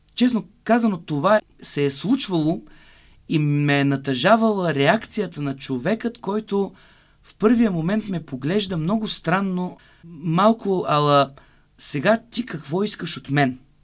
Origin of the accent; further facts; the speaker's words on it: Burgas, Burgas Province, Bulgaria; moved away; в родния ми град Бургас